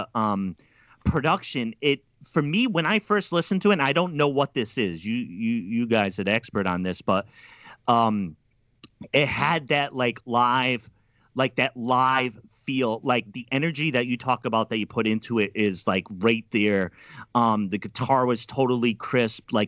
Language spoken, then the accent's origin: English; outside of Providence, Rhode Island, United States; I grew up outside of Providence of Rhode Island